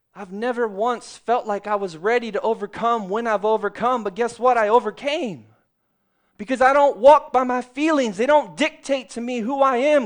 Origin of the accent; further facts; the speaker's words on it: Texas, United States; I grew up in Texas